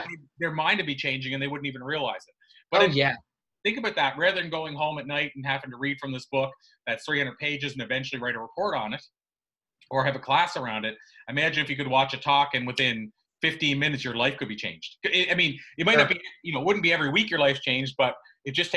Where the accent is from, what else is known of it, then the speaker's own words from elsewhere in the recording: Canada; the province that I grew up in Canada